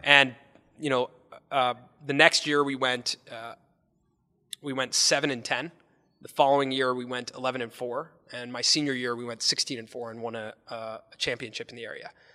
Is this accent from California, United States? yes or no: yes; Los Angeles, California, United States; growing up in Los Angeles